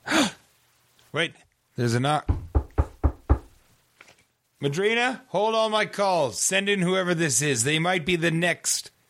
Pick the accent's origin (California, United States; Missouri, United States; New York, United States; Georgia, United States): California, United States; Bay Area; moved away; Yeah, well, I'm from the Bay Area originally.